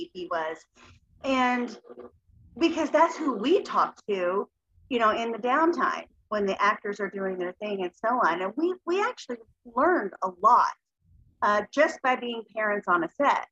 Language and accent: English; Appalachia, United States; I grew up in Appalachia, a very poverty stricken area.